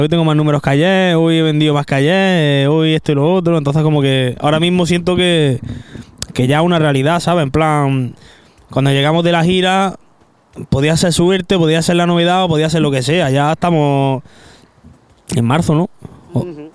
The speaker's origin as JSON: {"language": "Spanish", "town": "Granada", "region": "Andalusia", "country": "Spain", "said": "Yo que soy de Granada"}